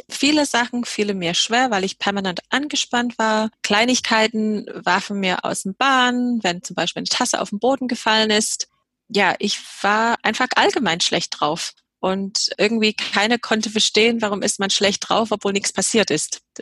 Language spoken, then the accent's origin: German; England, United Kingdom; moved away as an adult; now in Germany; Ja, ich komme aus Nordengland, äh, habe aber schottische Wurzeln